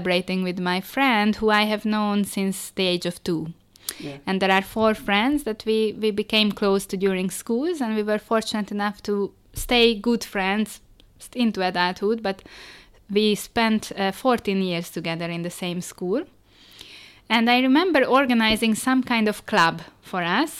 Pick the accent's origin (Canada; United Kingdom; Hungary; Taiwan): Hungary; Budapest; English is a second language; moved away as an adult; also born or lived in China; we grew up in Budapest